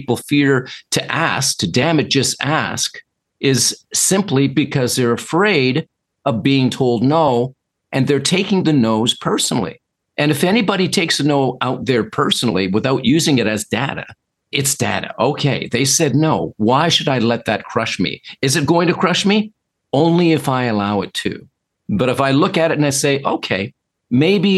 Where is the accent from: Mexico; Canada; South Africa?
Canada; Toronto, Ontario; I'm from Toronto, Canada.